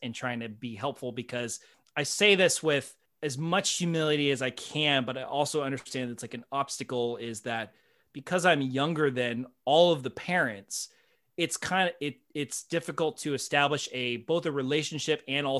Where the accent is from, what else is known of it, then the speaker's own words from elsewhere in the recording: United States; That's been a very hard bridge to cross culturally for me because I'm so American.